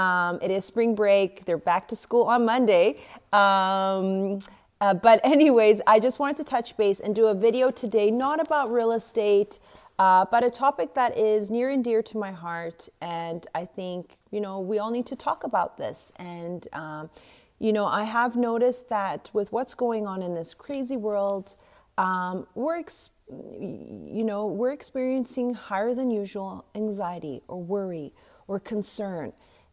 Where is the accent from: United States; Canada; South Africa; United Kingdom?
South Africa; also born or lived in West Africa; I mean, I grew up in West Africa, South Africa